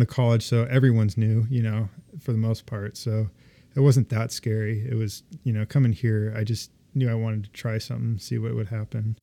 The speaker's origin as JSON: {"language": "English", "town": "Ventura", "region": "California", "country": "United States", "tie": "born or raised there", "also_born_or_lived": "Boulder, Colorado", "moved": "yes", "lives_now": "Seattle, United States", "said": "I grew up in California, just, uh, North L A, Ventura"}